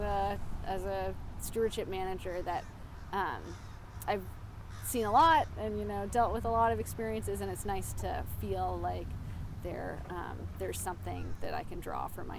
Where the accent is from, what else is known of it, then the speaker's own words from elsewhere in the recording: Yarmouth, Maine, United States; I grew up in Yarmouth, so it really feels like kind of a singular spot